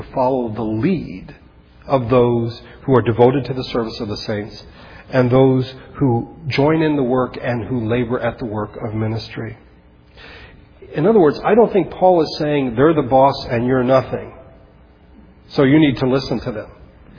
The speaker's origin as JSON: {"language": "English", "country": "Philippines", "tie": "born or raised there", "said": "I remembered when growing up in the Philippines that occasionally my parents would get a letter from an old friend of theirs, either from the military, my parents were both in the army, or from Bible college, or from churches."}